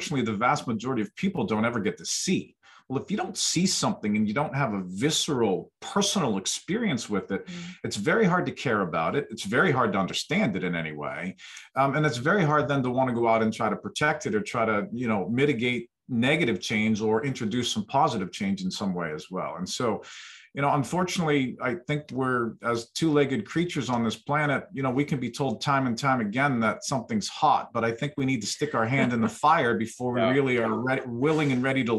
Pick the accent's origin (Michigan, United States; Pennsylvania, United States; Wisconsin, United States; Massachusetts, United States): Pennsylvania, United States; Western; I grew up in Western Pennsylvania in the 1970s